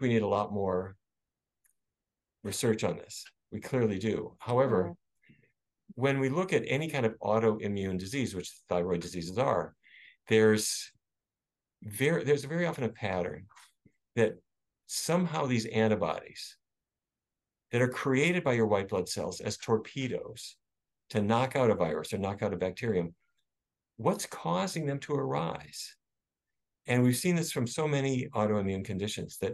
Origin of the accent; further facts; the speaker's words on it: Fargo, North Dakota, United States; growing up in Fargo, North Dakota